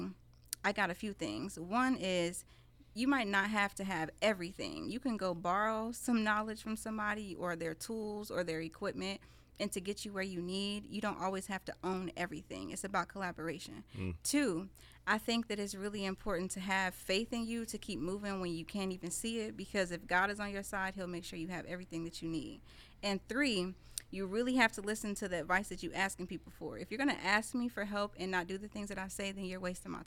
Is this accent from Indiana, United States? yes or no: yes; Indianapolis, Indiana, United States; I was born and raised in Southside Indy